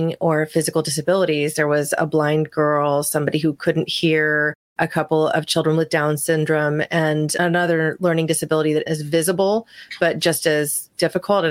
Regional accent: Medford, Oregon, United States; growing up in Southern Oregon in this small town of Medford

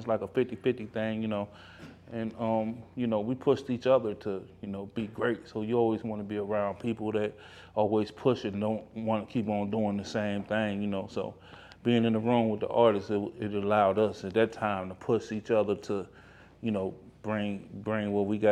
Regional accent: Midwest, United States; I'm from the Midwest

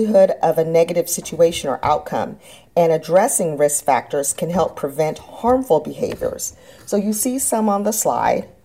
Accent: San Antonio, Texas, United States; moved away as an adult; I grew up in San Antonio, Texas

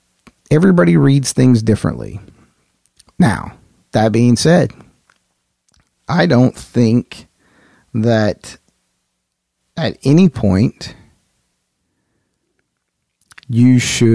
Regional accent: the South, United States; I grew up in the military. I'm from the South.

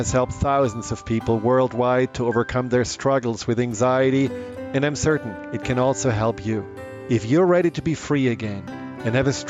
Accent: Germany; accent: German; moved away; my hypnotic German accent

